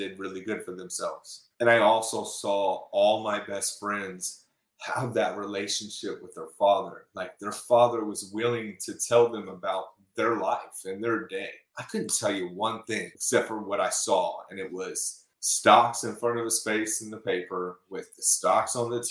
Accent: Houston, Texas, United States; accent: twang; moved away as an adult; also born or lived in Indiana / Colorado Springs, Colorado; now in Austin, United States; we moved from Indiana when I was six, and we went to Houston

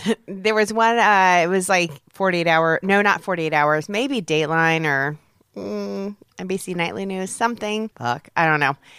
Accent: Peoria, Illinois, United States; moved away; growing up in Peoria

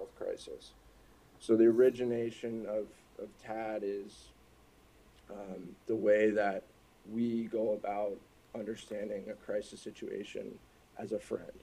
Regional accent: Minnesota, United States; also born or lived in Newport Beach, California / upstate New York; I grew up pretty much in Minnesota

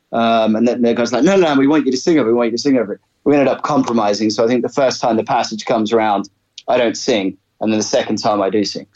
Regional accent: Brisbane, Queensland, Australia; also born or lived in England; I was actually born in England. Uh, my parents immigrated to Australia when I was about six. Uh, and so I grew up in Brisbane.

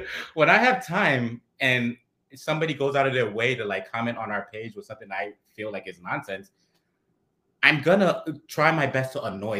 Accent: New York City, New York, United States; now in Brooklyn, New York, United States; We're from the Bronx, but right now, I live in Brooklyn

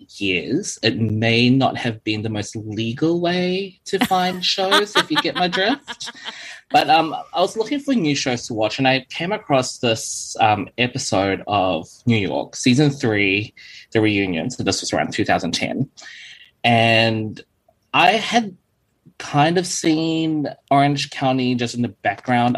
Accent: New Zealand; accent: typical New Zealand accent; also born or lived in Philippines; now in Gold Coast, Australia; I was born in the Philippines, Southeast Asia. But when I moved to New Zealand at the age of 10, I dropped my Filipino accent within, I'd say, 6 months.

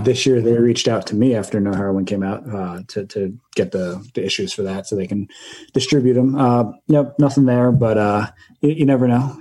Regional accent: northern Jersey Shore, Raritan Bay, New Jersey, United States; so I grew up in New Jersey, um, on the northern part of the Jersey Shore

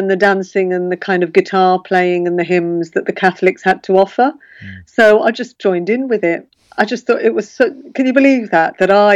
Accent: Birmingham, West Midlands, United Kingdom; growing up in Birmingham, all the girls I went to school with had a lot of Irish friends

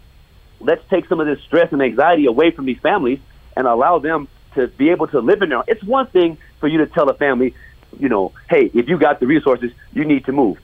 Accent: Los Angeles, California, United States; I lived on 7th Avenue Vernon, grew up there, went to Crenshaw

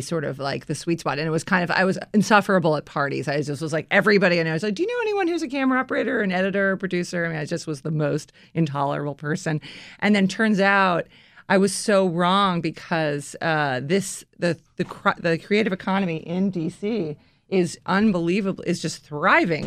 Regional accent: Washington, District of Columbia, United States; moved away as an adult; also born or lived in New York; this is my hometown

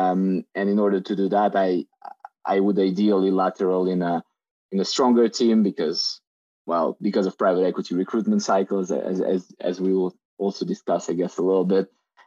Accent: Moscow, Russia; moved away as an adult; also born or lived in France / United Kingdom; as you already know. I'm Russian, so I was born in Moscow, and I grew up between Moscow and France, actually. My parents moved around a little bit due to work, but then I went to high school in Moscow

